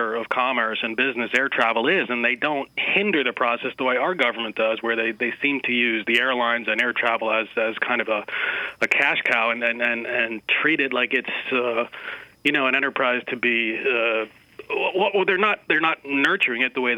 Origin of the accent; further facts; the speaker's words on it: Boston, Massachusetts, United States; my hometown, Boston